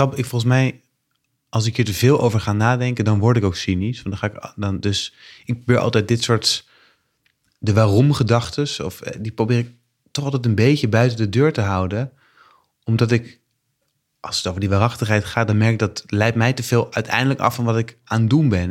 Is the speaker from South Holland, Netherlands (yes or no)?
yes; The Hague, South Holland, Netherlands; moved away; Ik ben net terug verhuisd naar, naar Den Haag, waar ik ben opgegroeid als kind.